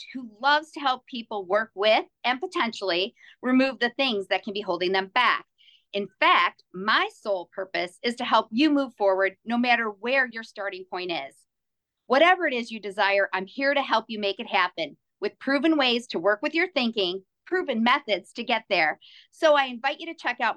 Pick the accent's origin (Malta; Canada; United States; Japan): United States; Detroit, Michigan; I hail from the Metro Detroit area here in Michigan